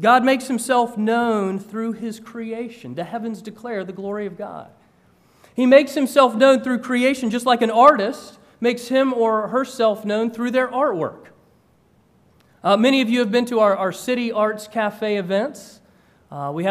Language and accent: English; Georgia, United States; moved away as an adult; also born or lived in North Carolina; I grew up in Georgia and had gone to school in North Carolina